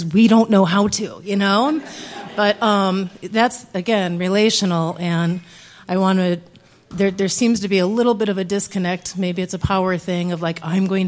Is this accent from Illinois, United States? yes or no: yes; Illinois, United States; also born or lived in St. Paul, Minnesota; now in Minnesota, United States; I am not a native Minnesotan, I'm from Illinois